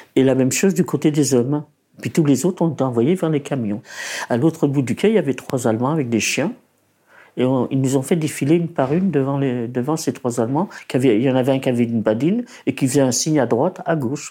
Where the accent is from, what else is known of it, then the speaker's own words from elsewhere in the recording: Paris, Île-de-France, France; also born or lived in Poland; Je suis née en Pologne le 5 janvier 1928. Mes parents ont émigré de Pologne en 1930, ils ont trouvé un appartement à Belleville